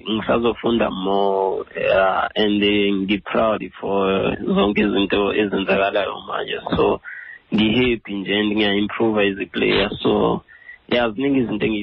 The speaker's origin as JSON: {"language": "Zulu", "town": "Pietermaritzburg", "region": "KwaZulu-Natal", "country": "South Africa", "tie": "born or raised there", "moved": "yes", "said": "ngisikhahlathi ngowase-peter marisburg empenje ikhaya kodwa ngikhulele e-edindale ecaleni ewood"}